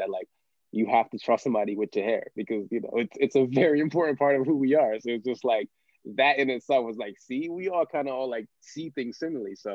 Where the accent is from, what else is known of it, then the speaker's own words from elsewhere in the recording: United States; It's like especially being American, like I think one of the things is people don't really think that there's too many American people that really like soccer, let alone like Black American people.